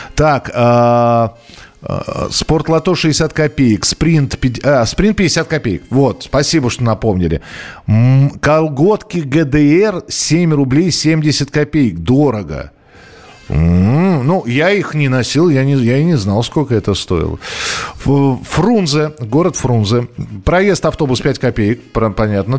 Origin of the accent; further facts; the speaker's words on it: Moscow, Russia; я же из Москвы